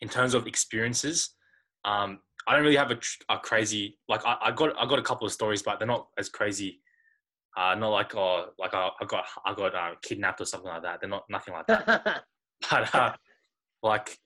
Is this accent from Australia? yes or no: yes; Australia; I'm from Australia